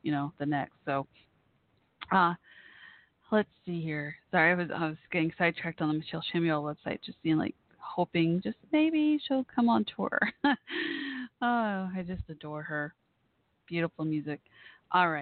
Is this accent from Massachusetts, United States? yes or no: no; Irving, Texas, United States; moved away; my hometown didn't have this awesome music venue when I was growing up there